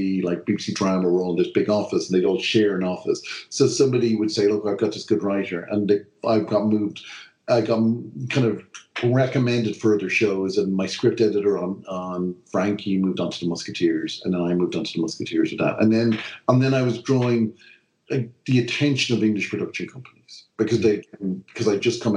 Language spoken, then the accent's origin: English; Ireland; I'm this Irish writer